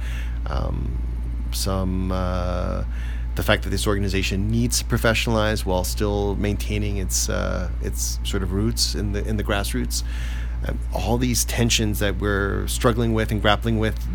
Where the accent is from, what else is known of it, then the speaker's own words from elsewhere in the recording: Bay Area, California, United States; now in Los Angeles, United States; I'm from the Bay Area originally